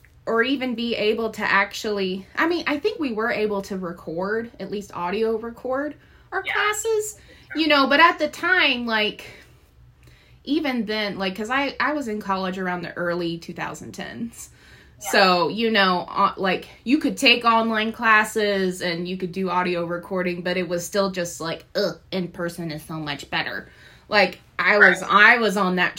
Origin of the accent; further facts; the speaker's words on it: Nashville, Tennessee, United States; moved away; I'm actually originally from Nashville, Tennessee.